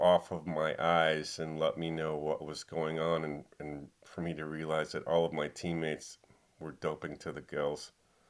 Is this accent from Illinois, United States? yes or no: yes; Chicago, Illinois, United States; also born or lived in Europe; I grew up in the Midwest mostly, and I was about 13 years old, just living west of downtown Chicago